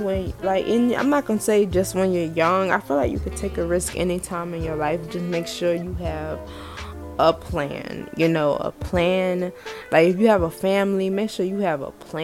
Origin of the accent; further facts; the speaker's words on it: the South, United States; growing up in the South